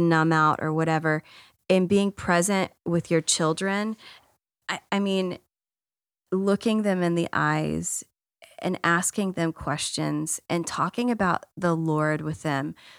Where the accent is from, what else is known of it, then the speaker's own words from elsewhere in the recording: Texas, United States; also born or lived in Washington, D.C. area; I grew up in Texas, and I grew up in a Baptist church